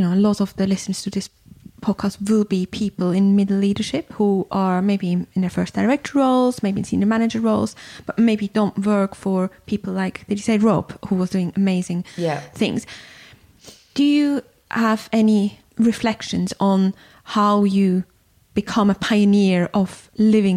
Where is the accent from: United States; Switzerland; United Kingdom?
Switzerland; moved away; I'm from Switzerland, and even just when I went to primary school